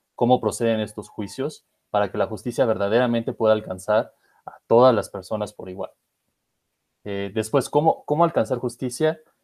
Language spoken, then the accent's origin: Spanish; Mexico; somos una comunidad mexicana